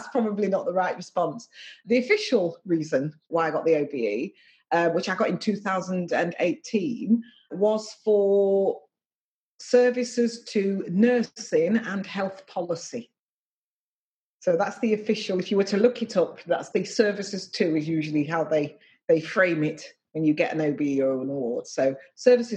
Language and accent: English; Nottingham, East Midlands, United Kingdom; And I was born in Nottingham, and the area of Nottingham I was born in was a relatively poor working class area.